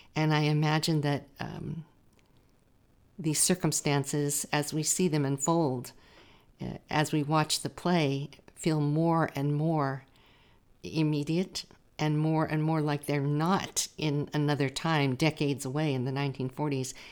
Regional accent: Watsonville, California, United States; I grew up in Watsonville

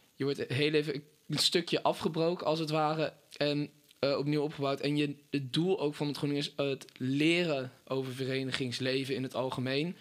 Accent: Apeldoorn, Gelderland, Netherlands; Ik eh, kom uit Apeldoorn

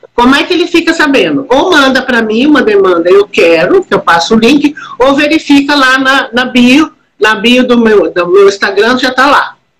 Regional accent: Minas Gerais, Brazil; Eu, eu venho de Minas Gerais

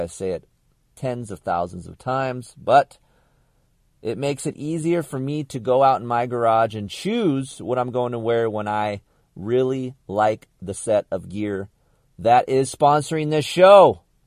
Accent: California, United States; I grew up in Asparagus, California, desert guy

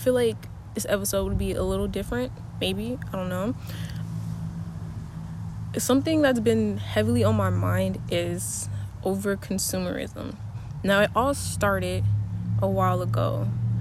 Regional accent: United States; I'm an American

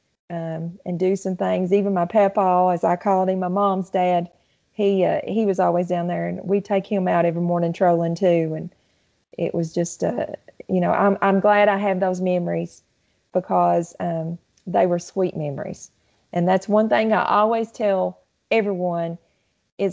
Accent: Southeast Kentucky, United States; also born or lived in Lake Cumberland, South Central Kentucky; My family, even though we was in Southeast Kentucky, we always had a place down in South Central Kentucky on Lake Cumberland

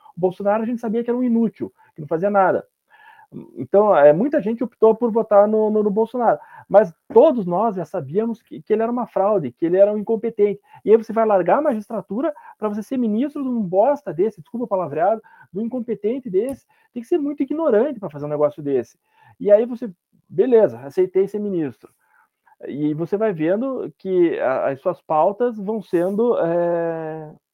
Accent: Paraná, Brazil; eu e o Fernando somos do Paraná

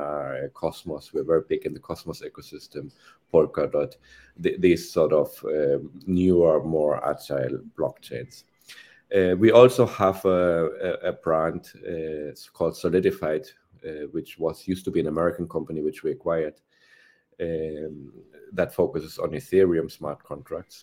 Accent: Germany; moved away as an adult; now in Spain; I'm from Germany originally.

